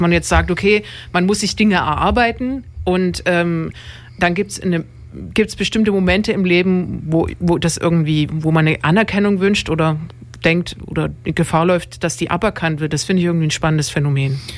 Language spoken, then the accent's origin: German; Dresden, Saxony, Germany; ich komme aus Dresden